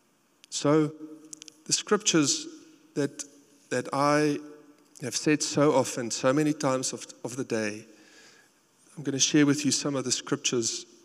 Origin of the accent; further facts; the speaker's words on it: South Africa; accent: South African; moved away as an adult; now in United States; my South African accent